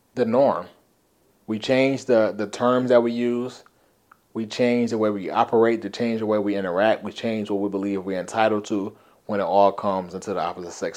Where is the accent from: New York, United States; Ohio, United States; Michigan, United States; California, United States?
California, United States; Compton; When I was young, um, growing up in Compton